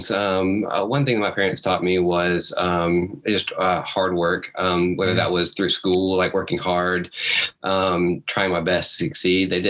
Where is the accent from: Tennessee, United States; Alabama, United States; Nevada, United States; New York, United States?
Alabama, United States; Huntsville; I grew up in Huntsville, Alabama